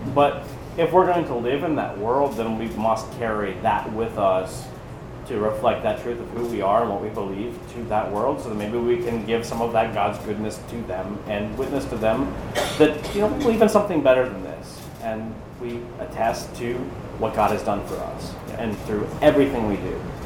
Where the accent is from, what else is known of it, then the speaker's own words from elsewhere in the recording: Pennsylvania, United States; moved away as an adult; now in Charleston, United States; if I'm not from Pennsylvania and I didn't move here, you know, 10 years ago